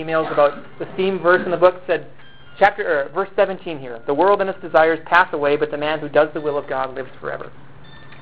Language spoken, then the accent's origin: English; United States; also born or lived in China; I am an American